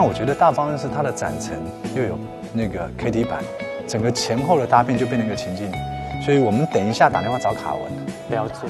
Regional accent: Taipei, Taiwan; moved away as an adult; now in Nanjing, China; 我来自于宝岛台湾台北。对。我在二零零八年就回到大陆工作，这十多年来都是从事，呃，文化工作

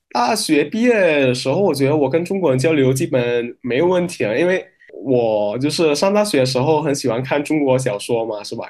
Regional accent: Medan, North Sumatra, Indonesia; Chinese is a second language; moved away as an adult; now in China; 我老家是在印，印尼北苏门答腊省的棉兰市

